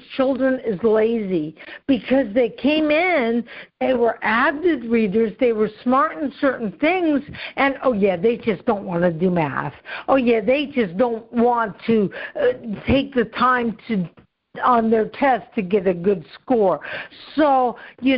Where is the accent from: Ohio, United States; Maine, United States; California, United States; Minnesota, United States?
Ohio, United States; was in my home state, was in Cincinnati at that time.